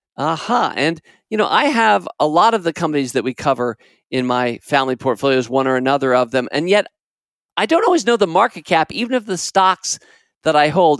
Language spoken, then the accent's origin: English; United States; As an American, and I grew up in this country, I've spent my entire life in this country, basically fifty-six years or so